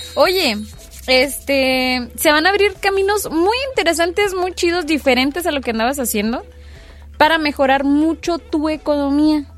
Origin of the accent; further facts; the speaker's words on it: Cuauhtémoc, Chihuahua, Mexico; mi barrio, ex barrio